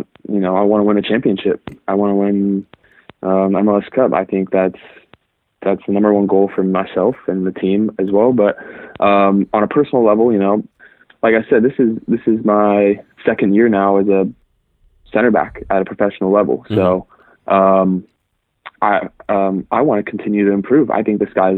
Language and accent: English; Irvine, California, United States; I was born and raised in Irvine, California